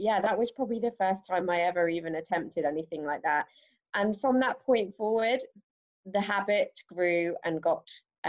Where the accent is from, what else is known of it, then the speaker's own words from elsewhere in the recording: England, United Kingdom; now in London, United Kingdom; I currently reside in London and have been here for nearly 9 years. Wow, a long time. And originally from the Midlands, moved around a bit.